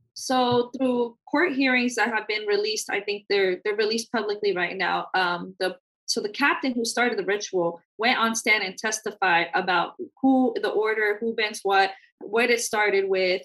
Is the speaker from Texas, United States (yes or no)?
no; San Francisco, California, United States; we're not from here. We're from San Francisco